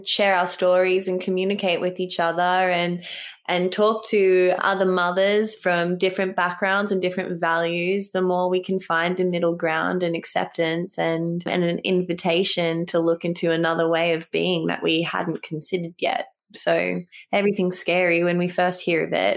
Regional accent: Fiji; now in Mullumbimby, Australia; I was raised in Fiji.

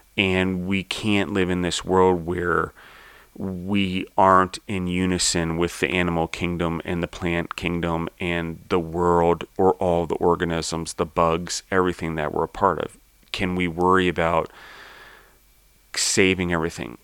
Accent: United States; I was born in the United States.

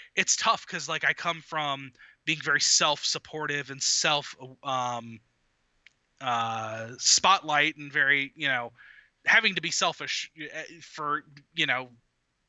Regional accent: Northern Virginia, United States; moved away as an adult; now in Huntsville, United States; I'm originally from Northern Virginia

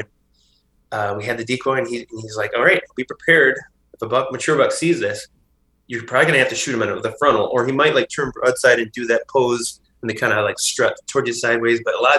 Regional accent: Midwest, United States; Growing up in the Midwest and doing that, like, you know, during my 20s and early 30s in the Midwest

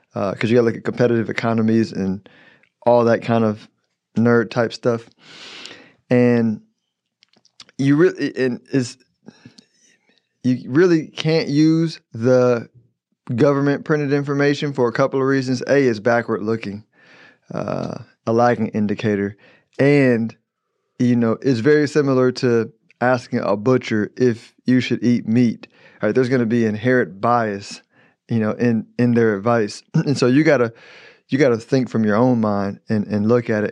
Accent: United States; I'm an American

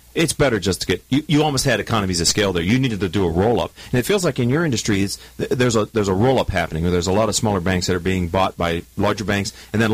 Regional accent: Pittsburgh, Pennsylvania, United States; we are both from Pittsburgh

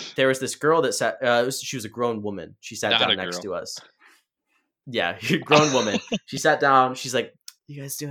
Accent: Grand Haven, Michigan, United States; moved away; whenever I go back to my hometown, we meet up for drinks. We go to our spot, Oddsides in Grand Haven

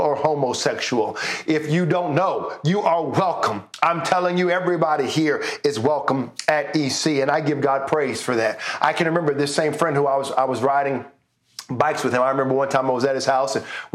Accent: Richmond, Virginia, United States; now in Canada; We lived, I'm from Richmond, Virginia. which is the capital of Virginia, we lived in Henrico County.

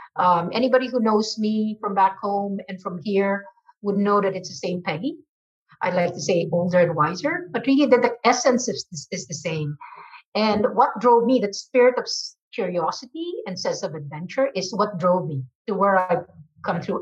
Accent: Philippines; moved away as an adult; now in United States; I was born and raised in the Philippines from a Chinese family.

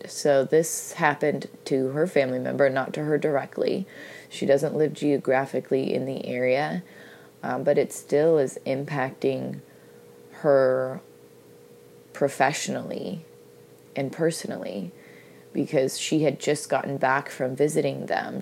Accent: United States; I'm from the United States of America

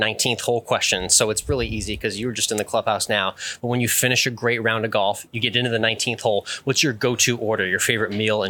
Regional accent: Boston, Massachusetts, United States; now in Austin, United States; Austin, where we both live right now. I've been there for 13 years and grew up in Boston.

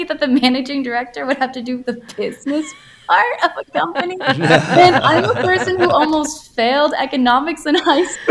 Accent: San Antonio, Texas, United States; moved away; I spent the entirety of last year in my hometown in San Antonio because of the pandemic.

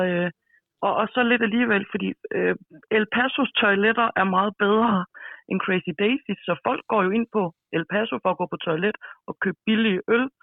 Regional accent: Rødby, Zealand, Denmark; also born or lived in Jutland (between Horsens and Aarhus); now in Jutland, Denmark; jeg er oprindeligt fra Lolland, men bor i Jylland nu, mellem øh, Horsens og Aarhus.

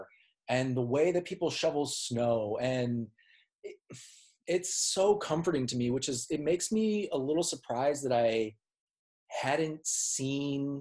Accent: Minnesota, United States; moved away; I'm from Minnesota.

